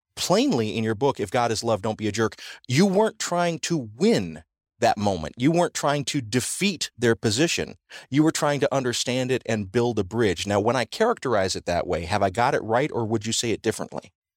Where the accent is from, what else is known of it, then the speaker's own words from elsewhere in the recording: the South, United States; Growing up in the South